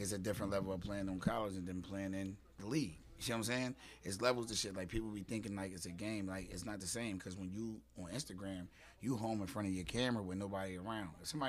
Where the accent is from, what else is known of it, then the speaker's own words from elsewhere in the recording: Philadelphia, Pennsylvania, United States; I was living in South Philly. I'm from Southwest, but I was living in South Philly.